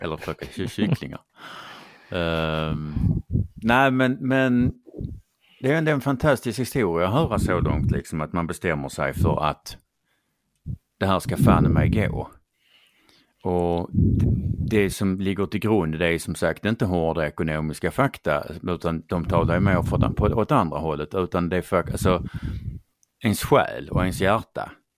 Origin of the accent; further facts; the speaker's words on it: Skåne, Sweden; jag kommer ju från Skåne som ja. hörs